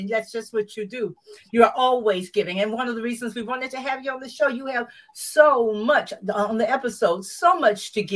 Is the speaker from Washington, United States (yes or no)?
no; Macon, Georgia, United States; Macon, Georgia, which is my hometown